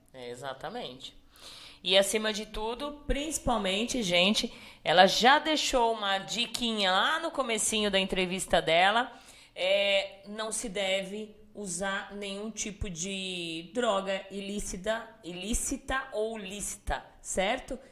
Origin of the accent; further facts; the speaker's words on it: Salto de Pirapora, São Paulo, Brazil; accent: Salto de Pirapora accent; o meu sotaque de Saldo de Pirapora